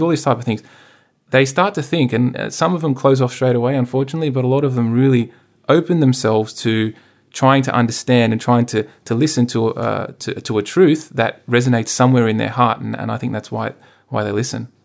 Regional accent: Sydney, New South Wales, Australia; I grew up out in the Hills District

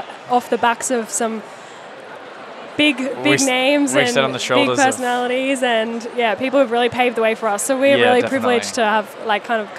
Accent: Brisbane, Queensland, Australia; I'm from Brisbane

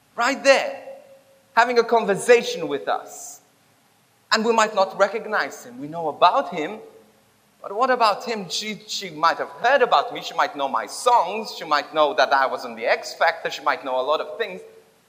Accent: Bendigo, Victoria, Australia; I'm from Victoria. I'm from Bendigo.

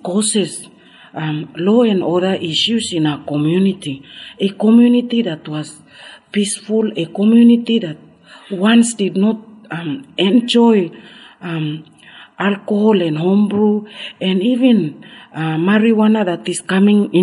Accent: Carteret Islands, Bougainville, Papua New Guinea; I come from Carteret, a small atoll island in Bougainville in Papua New Guinea.

